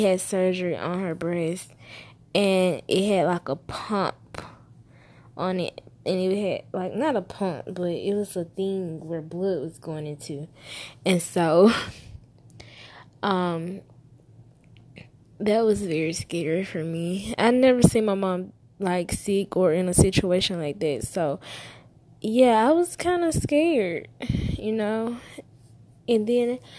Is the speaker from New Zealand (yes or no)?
no; Alabama, United States; I was born in Alabama